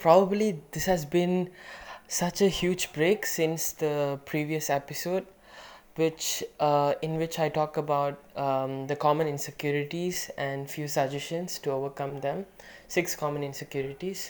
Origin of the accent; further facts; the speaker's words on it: Malaysia; being a Malaysian Indian kid